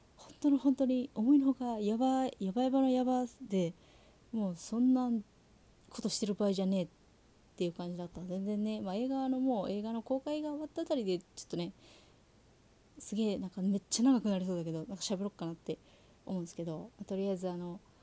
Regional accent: Saitama, Japan; 自分が生まれ育ったところがあの埼玉県

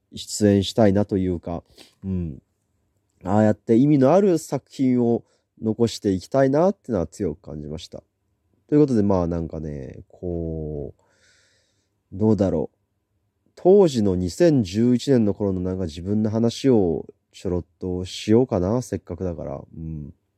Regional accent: Yamaguchi, Japan; moved away as an adult; now in Niigata, Japan; 当時地元山口県に住んでたんですけども

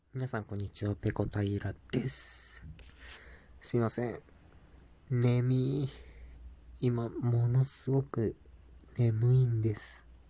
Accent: Japan; also born or lived in Mexico; 日本人としてスペイン語を学ぶ立場でよかった

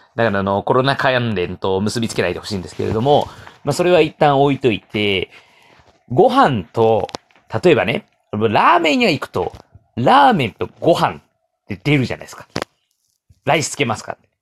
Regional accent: Japan; 僕、日本に住んでさんじゅういちねん。いや、生まれてからずっと日本

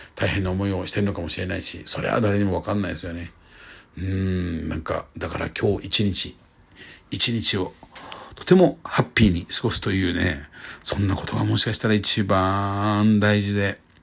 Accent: Kyushu, Japan; moved away; 僕の地元の九州

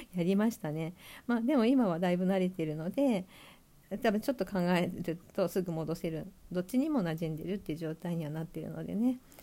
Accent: Sapporo, Hokkaido, Japan; moved away as an adult; also born or lived in Tokyo; 地元は札幌なんですけど札幌では取らずに、えーと、大学で東京に出てきて

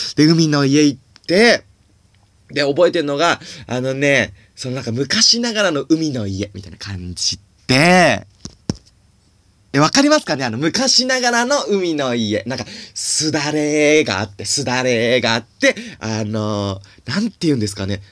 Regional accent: Suzaka, Nagano, Japan; 僕は長野県の、 あの、須坂市ってとこ出身

